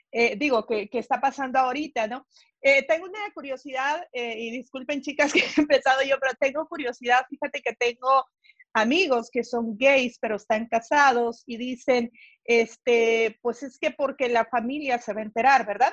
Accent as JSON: {"language": "Spanish", "country": "El Salvador", "moved": "yes", "lives_now": "Los Angeles, United States", "said": "yo soy del Salvador"}